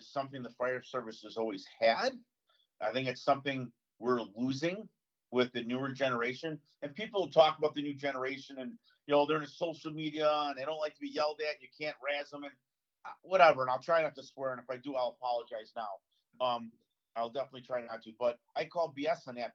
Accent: Chicago, Illinois, United States; I grew up in Chicago my whole life in a little neighborhood called Canaryville, right next to Bridgeport

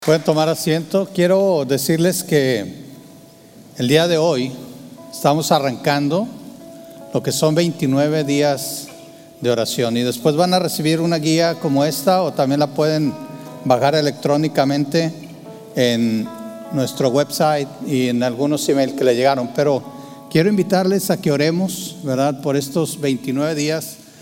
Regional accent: Torreón, Coahuila, Mexico; Yo, yo nací en Torreón, Coahuila, Tierra Santa y Divina

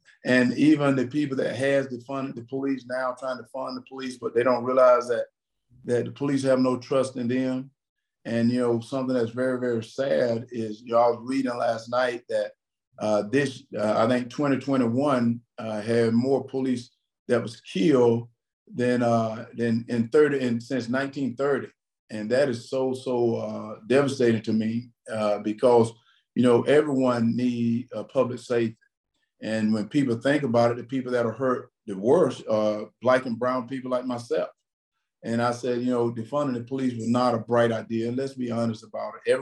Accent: Wrightsville, Georgia, United States; I came from Wrightsville, Georgia, had no money

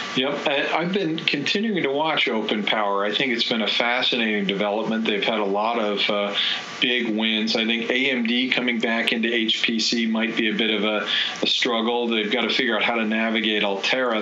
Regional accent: United States; as an American

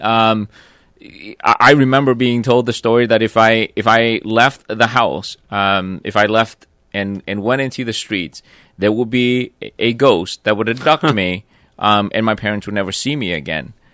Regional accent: Vietnam; moved away; growing up in Vietnam

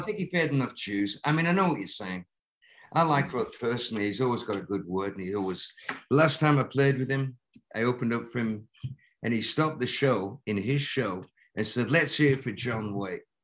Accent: Lancaster, North West England, United Kingdom; moved away; a row of terraced houses at the highest point of my hometown that faced out into the country. So it was cornfields and wow. a gigantic park with a tremendous like um, folly in the middle, like the Taj Mahal that the industrialist uh, Williamson built for Lancaster

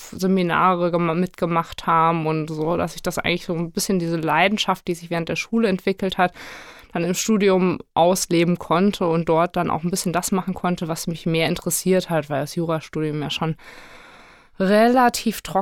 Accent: Cologne, North Rhine-Westphalia, Germany; Ich freue mich hier zu sein, auch wenn es Düsseldorf ist und man als Kölner natürlich äh, wahnsinnig gerne in die andere Stadt kommt.

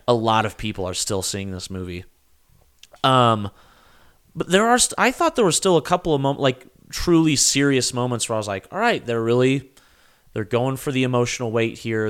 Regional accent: United States; we're Americans

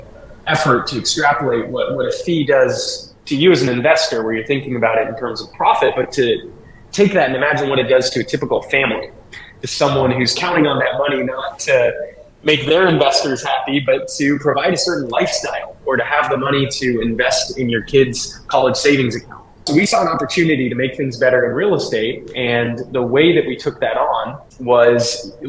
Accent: St. Louis, Missouri, United States; also born or lived in California; I grew up here in St. Louis in the Midwest

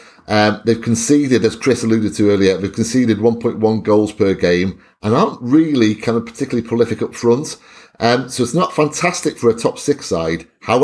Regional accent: Welsh, Wales, United Kingdom; being Welsh myself

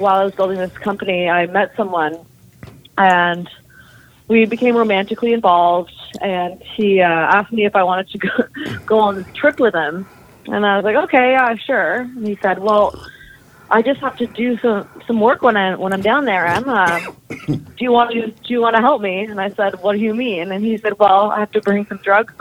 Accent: near Toronto, Ontario, Canada; I grew up near Toronto, Ontario

